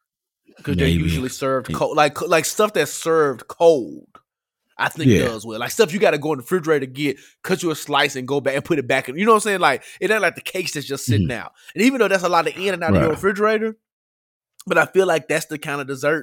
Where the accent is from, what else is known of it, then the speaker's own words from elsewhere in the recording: Memphis, Tennessee, United States; I grew up in Memphis